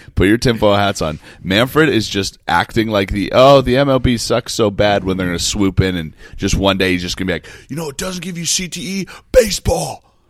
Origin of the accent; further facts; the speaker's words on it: Denver, Colorado, United States; when I was growing up in Denver